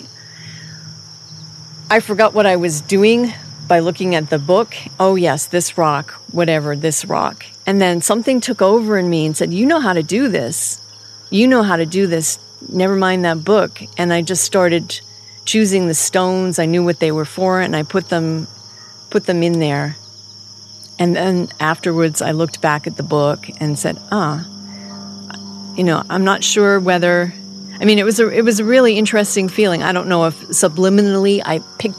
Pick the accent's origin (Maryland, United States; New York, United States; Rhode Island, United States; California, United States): Rhode Island, United States; also born or lived in Massachusetts; I was born in Rhode Island, grew up in Massachusetts and Rhode Island.